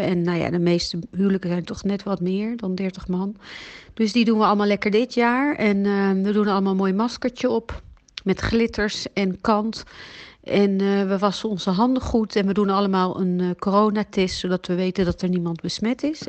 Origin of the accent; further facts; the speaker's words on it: Amsterdam, North Holland, Netherlands; moved away as an adult; also born or lived in Belgium; now in Italy; Ik ben geboren in Nederland, in Amsterdam. En ik woon nu in Italië